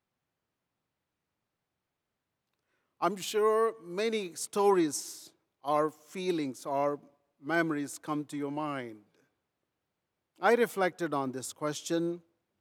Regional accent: Rajahmundry, Andhra Pradesh, India; moved away; I was born in India, in a rural India called Rajahmundry, miles away from Germany, but grew up learning first about this German thinker

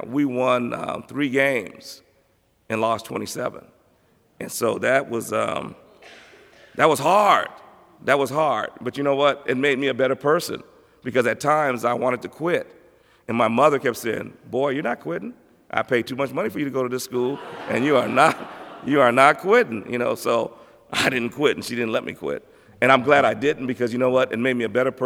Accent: Los Angeles, California, United States; I came from Crenshaw High School in Los Angeles, where we were so used to winning

